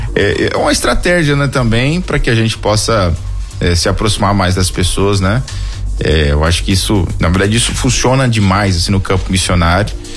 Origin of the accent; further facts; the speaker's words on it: Itarantim, Bahia, Brazil; Eu fui criado em Itarantim, na Bahia, um pouco mais pro sul